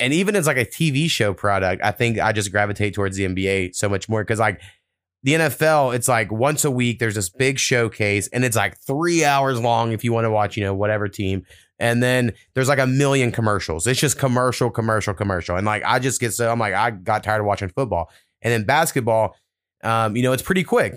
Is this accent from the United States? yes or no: yes; Oklahoma, United States; I grew up in being in Oklahoma